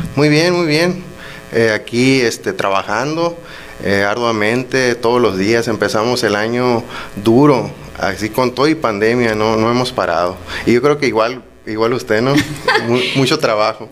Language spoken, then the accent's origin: Spanish; Benito Juárez, Sonora, Mexico; Benito Juárez es mi tierra, es donde vivo